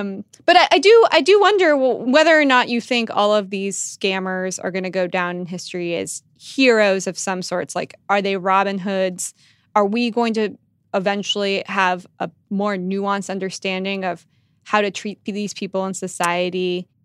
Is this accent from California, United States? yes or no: yes; Silicon Valley, California, United States; moved away; I'm from Silicon Valley, and my, I have a little brother who's in high school there